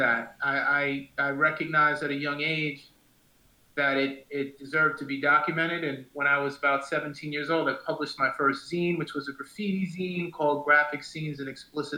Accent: New York City, New York, United States; I grew up in Astoria, Queens

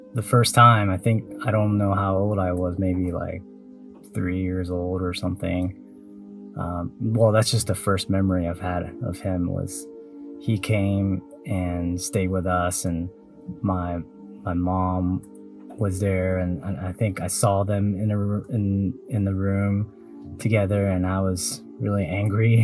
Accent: Taiwan; I was born in Taiwan

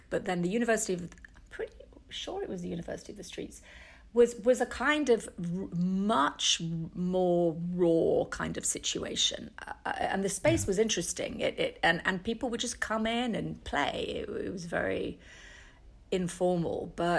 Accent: Manchester, North West England, United Kingdom; born there; No, not really. I was born in Manchester.

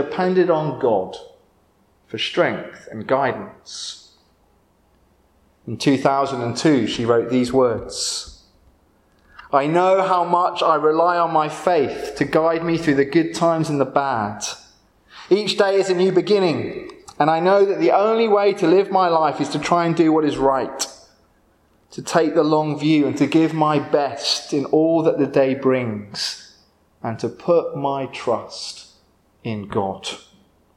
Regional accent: Windsor, South East England, United Kingdom; also born or lived in London; I grew up near Windsor Castle

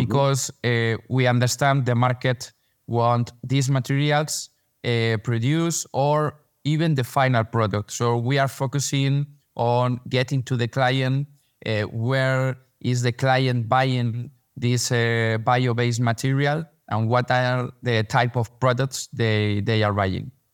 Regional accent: Madrid, Community of Madrid, Spain; English is a second language; I was born here in Madrid. I came from Madrid. We met in, in, in New York, but, uh, I'm from Madrid.

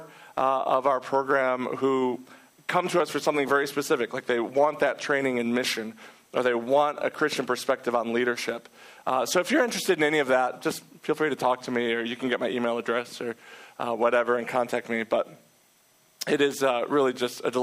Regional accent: Detroit, Michigan, United States; also born or lived in Manhattan, New York; now in New York City, United States; I'm originally from Detroit, Michigan

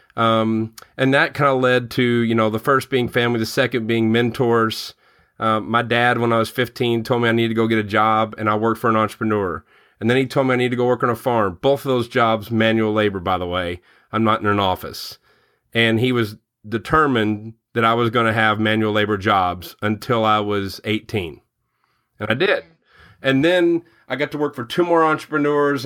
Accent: Murray, Kentucky, United States; now in Louisville, United States; I grew up in Murray, where Murray State is

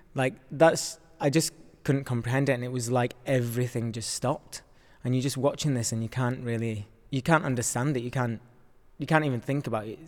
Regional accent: Yorkshire and the Humber, United Kingdom; I am from Yorkshire, so my family were able to come and see the work.

